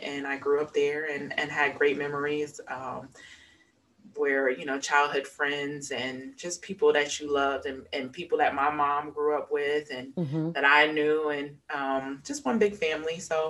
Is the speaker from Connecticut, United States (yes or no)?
yes; Waterbury, Connecticut, United States; So I was born and raised in Waterbury, Connecticut. I am an only child, but I grew up with some close cousins who are more like siblings than cousins. I attended the University of Connecticut.